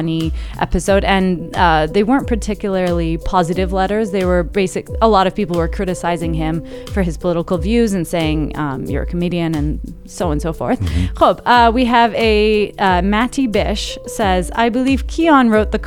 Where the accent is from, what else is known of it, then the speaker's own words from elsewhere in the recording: United States; moved away; I'm American.